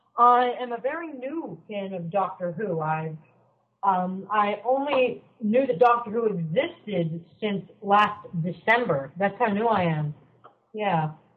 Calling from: Vermont, United States; I'm calling from Vermont.

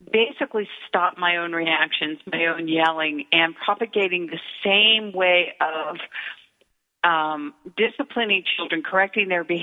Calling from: San Francisco, California, United States; It's always a great day in San Francisco, but we've entered into the foggy time.

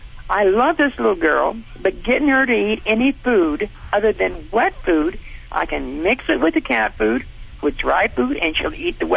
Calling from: Monterey Park, California, United States; I'm calling from California, Monterey Park. I'm at work.

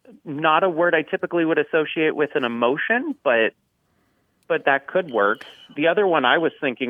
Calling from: Bismarck, North Dakota, United States; I'm calling from Bismarck, North Dakota.

